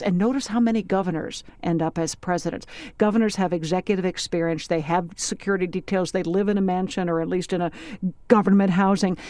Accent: Washington, District of Columbia, United States; I am an American, I'm a citizen, I'm a voter, I'm a mom, I'm a resident of Washington, D C

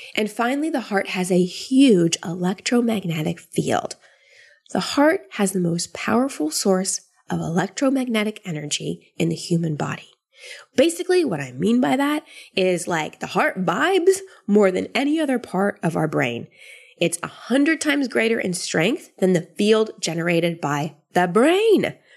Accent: Austin, Texas, United States; moved away; Austin, which is my hometown where my family is

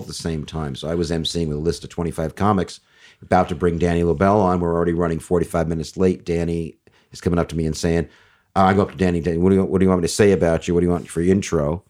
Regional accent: Beverly Hills, California, United States; I grew up in Beverly Hills in the sixties

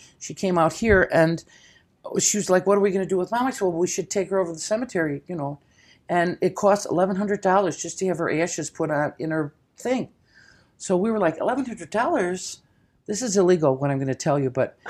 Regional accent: Chicago, Illinois, United States

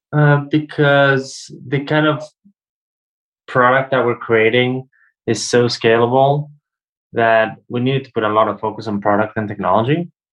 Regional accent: United States; now in Europe; I live in Europe, but I'm American

